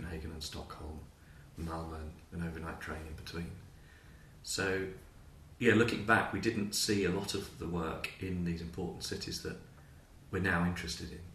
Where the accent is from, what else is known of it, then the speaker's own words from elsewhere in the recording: United Kingdom; moved away as an adult; also born or lived in Edinburgh / Zurich; I grew up near London